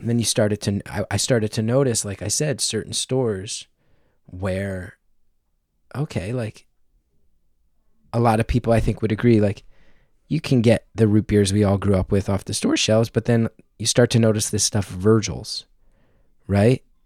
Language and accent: English; New Jersey, United States; also born or lived in New York; I grew up in New Jersey